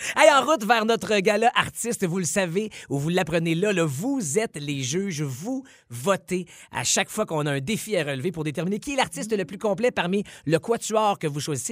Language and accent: French; Quebec, Canada; notre chez nous au Québec